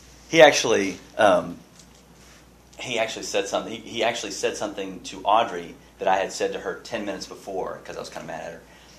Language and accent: English; Pasadena, United States; growing up in Pasadena